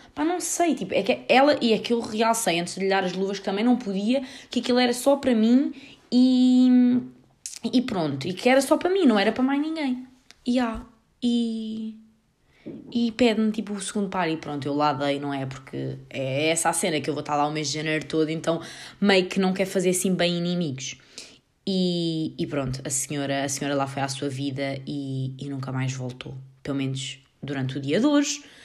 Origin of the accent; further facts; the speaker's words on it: Portugal; nem sabem se eu sou inglesa ou se sou portuguesa